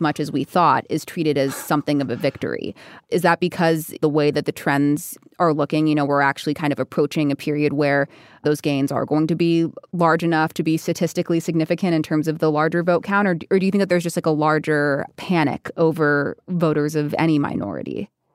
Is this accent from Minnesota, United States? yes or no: no; Arizona, United States; I grew up in Arizona